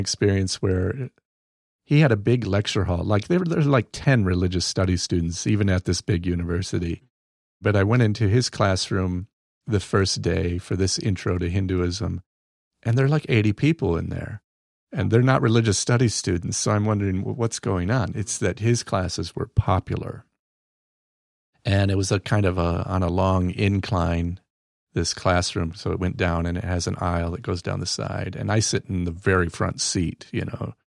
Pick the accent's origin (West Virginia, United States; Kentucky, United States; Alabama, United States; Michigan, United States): Michigan, United States; Battle Creek; I'm from Battle Creek, Michigan, where cereal was invented